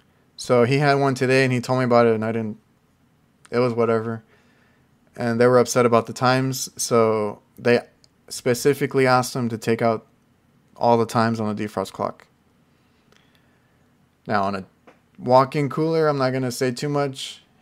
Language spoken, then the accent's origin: English; McAllen, Texas, United States; I'm from McAllen. I think people know McAllen, Texas. So, South Texas, but like all the way down.